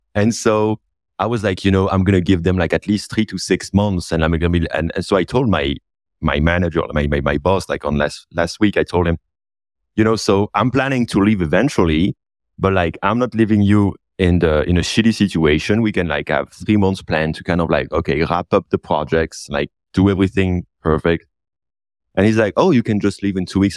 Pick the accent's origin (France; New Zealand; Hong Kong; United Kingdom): France; north of France; that's actually close to my hometown where I was born. I kind of like love this area. It's really my place, you know, north of France